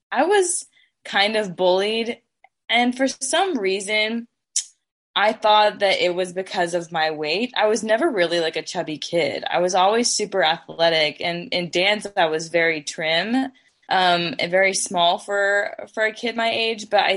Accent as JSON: {"language": "English", "town": "North Platte", "region": "Nebraska", "country": "United States", "tie": "born or raised there", "said": "I grew up in North Platte, Nebraska"}